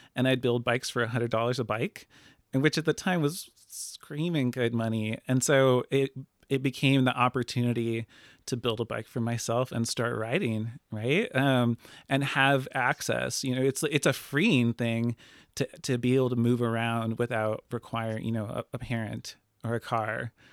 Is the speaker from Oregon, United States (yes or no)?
yes; Lincoln City, Oregon, United States; born and raised, um, in Lincoln City.